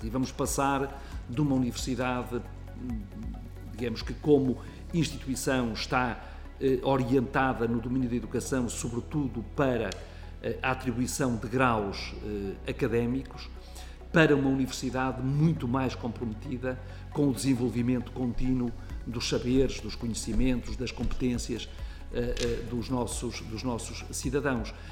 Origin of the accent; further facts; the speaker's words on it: Fafe, Braga, Portugal; also born or lived in Vizela; aquilo que era a casa dos meus avós, numa freguesia que se chama Ribeiros, no Conselho de Faf, onde eu vivia